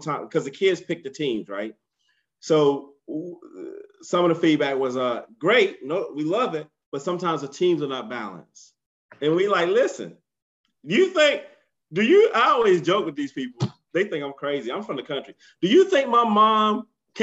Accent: United States; being an American parent

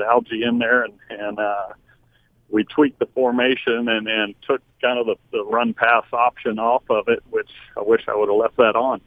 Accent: Texas, United States; moved away as an adult; also born or lived in Utah; I grew up in Texas

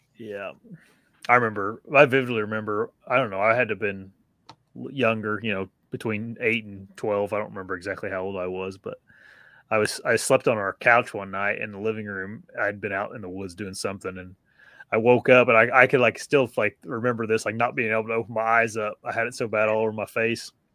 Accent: Wisconsin, United States; accent: northern; my northern accent. Wisconsin.

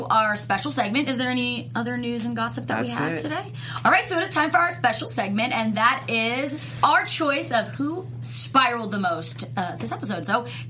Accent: Hamilton, New Jersey, United States; moved away; They're literally filming in my hometown. Yes. I can't even believe it. Hamilton, New Jersey

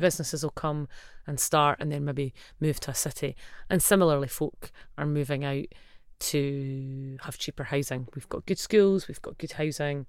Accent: Livingston, Scotland, United Kingdom; I grew up in Livingston and my family are largely from that area.

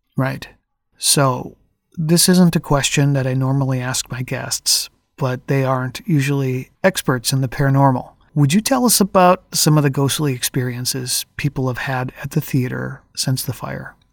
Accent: Twin Cities, Minnesota, United States; I, I'm from the Twin Cities

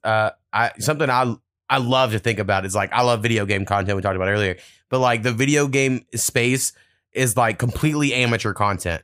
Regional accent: Oklahoma, United States; I grew up in being in Oklahoma

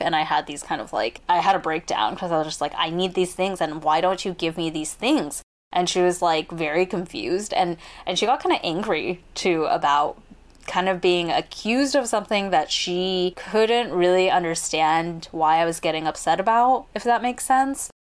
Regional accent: United States; growing up as American-born kids

